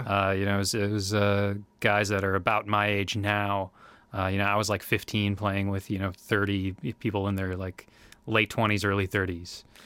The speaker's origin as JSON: {"language": "English", "town": "Winona", "region": "Minnesota", "country": "United States", "tie": "born or raised there", "also_born_or_lived": "Oshkosh, Wisconsin", "moved": "yes", "said": "I'm from Winona, Minnesota. Uh, that's where I was born and raised"}